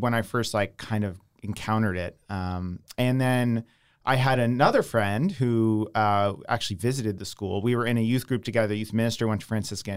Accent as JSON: {"language": "English", "town": "Downingtown", "region": "Pennsylvania", "country": "United States", "tie": "born or raised there", "also_born_or_lived": "Long Island, New York", "said": "I grew up in Downingtown, uh, which is right near Westchester"}